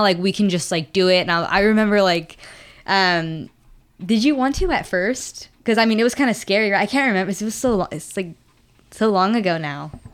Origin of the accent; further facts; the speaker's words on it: San Antonio, Texas, United States; now in Stafford, United States; I'm from San Antonio